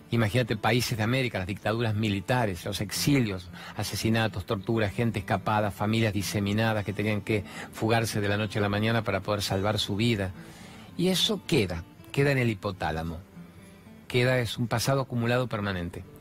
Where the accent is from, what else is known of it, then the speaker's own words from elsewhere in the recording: Venezuela; moved away; soy pastora, soy de Venezuela y te hago la pregunta. ¿Cómo hacemos los venezolanos que estamos lejos de nuestra tierra